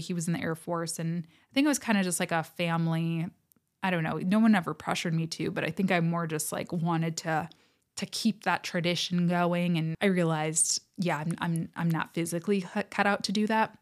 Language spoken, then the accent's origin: English; United States; I am American, do live on the American continent